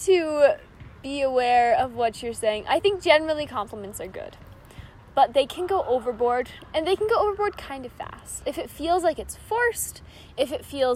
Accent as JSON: {"language": "English", "region": "Texas", "country": "United States", "said": "I'm from Texas, actually."}